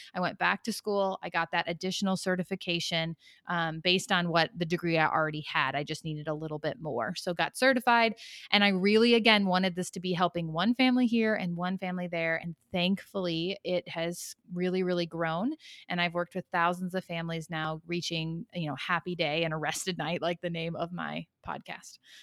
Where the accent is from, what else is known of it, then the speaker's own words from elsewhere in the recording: Chicago, Illinois, United States; moved away as an adult; now in Knoxville, United States; originally from the Chicagoland area, but my husband and I and our family relocated to Knoxville, Tennessee about a year and a half ago